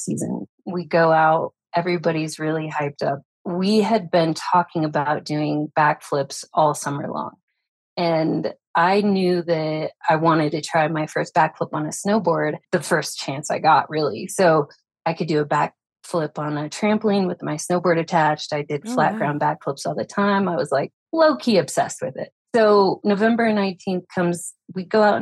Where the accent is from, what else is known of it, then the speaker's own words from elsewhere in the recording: Farmington, New Mexico, United States; also born or lived in Las Vegas, Nevada; I'm from Northern Mexico, which is about 40 minutes from Durango, Colorado